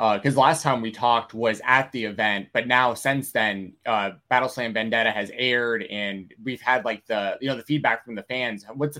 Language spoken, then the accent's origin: English; Atlanta, Georgia, United States; growing up in Atlanta, you know, I listened to him. I listened